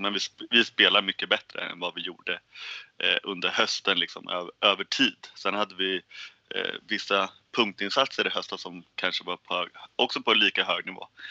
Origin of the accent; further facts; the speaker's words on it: Sweden; vi som svenskar